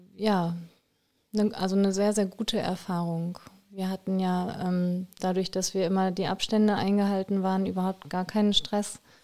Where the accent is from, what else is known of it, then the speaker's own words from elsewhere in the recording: Germany; moved away; also born or lived in Belgium / Groningen, Netherlands; ich wirklich hier aus Deutschland kommen